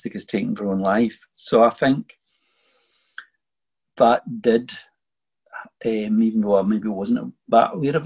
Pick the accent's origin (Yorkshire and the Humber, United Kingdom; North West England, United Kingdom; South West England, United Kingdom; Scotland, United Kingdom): Scotland, United Kingdom; Bellshill; I was born in the town of Bells Hill in 1964.